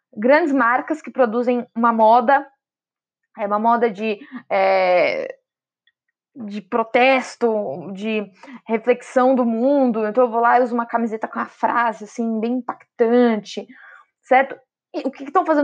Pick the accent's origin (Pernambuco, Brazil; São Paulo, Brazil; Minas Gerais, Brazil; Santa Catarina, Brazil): São Paulo, Brazil; Sou de São Paulo